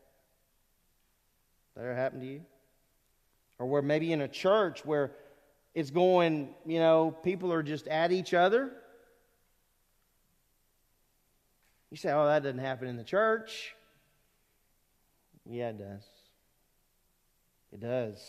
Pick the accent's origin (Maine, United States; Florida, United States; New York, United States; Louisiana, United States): Louisiana, United States; Lake Charles; moved away; I grew up in Southwest Louisiana, in Lake Charles, Louisiana